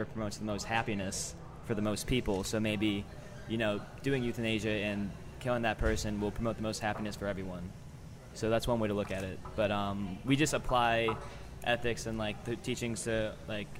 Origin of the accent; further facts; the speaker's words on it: Chicago, Illinois, United States; moved away as an adult; now in New Orleans, United States; I'm actually from Chicago. I'm a Tulane student. I'm a senior right now at Tulane, so I'm finishing up my last semester here, but I'm originally from Chicago